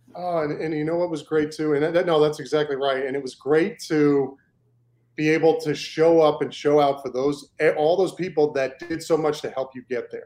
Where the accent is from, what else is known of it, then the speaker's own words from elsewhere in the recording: New York, United States; moved away; also born or lived in Maine; I'm originally from New York. My family's from New York. We grew up Jets fans